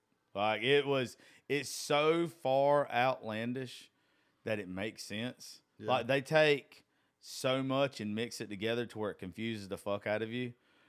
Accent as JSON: {"language": "English", "region": "the South", "country": "United States", "said": "I'm from the South."}